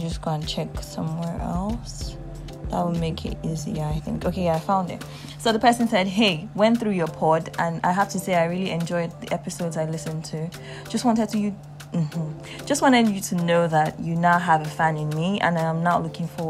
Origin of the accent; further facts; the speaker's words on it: Nigeria; I am Nigerian in my 20s, and I feel like that's like a name that encompasses all of my experiences as a young adult in Nigeria, growing up in Nigeria, and being Nigerian